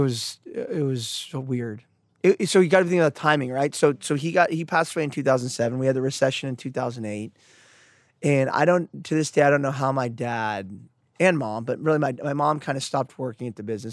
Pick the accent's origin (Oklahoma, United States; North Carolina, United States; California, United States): California, United States; Santa Cruz; I grew up in Santa Cruz here